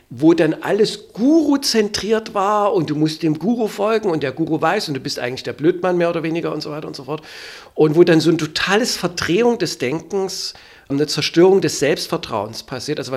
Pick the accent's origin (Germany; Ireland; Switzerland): Germany; East Germany; Ich komme aus der DDR, war materialistisch eingestellt, jenseits des Materiellen gab es da nichts für mich